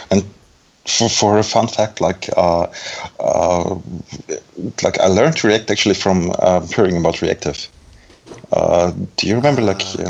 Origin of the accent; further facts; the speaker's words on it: Belarus; also born or lived in Germany; now in Düsseldorf, Germany; I'm actually from um, Germany, but it's a more complicated question. I was born in Belarus